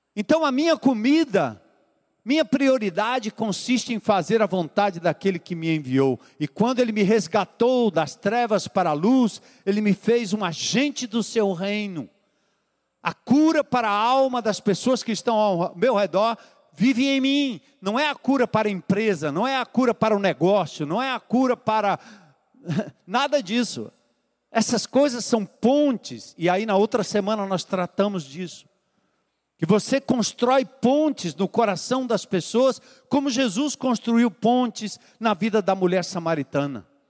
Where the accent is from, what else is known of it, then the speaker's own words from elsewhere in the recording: São Paulo, Brazil; moved away as an adult; now in Fortaleza, Brazil; eu voltar para minha terra, lá em São Paulo